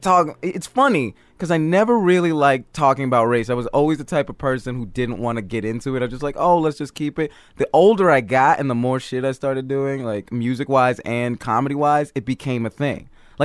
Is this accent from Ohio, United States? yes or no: no; Stone Mountain, Georgia, United States; moved away; also born or lived in Edwards Air Force Base, California / Atlanta, Georgia; I grew up in Stone Mountain, Georgia, but I was born actually out here. My dad was in the Air Force.